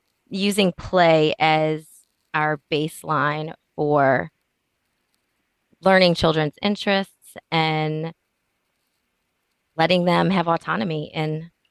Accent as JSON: {"language": "English", "town": "New Orleans", "region": "Louisiana", "country": "United States", "said": "I'm from New Orleans, Louisiana"}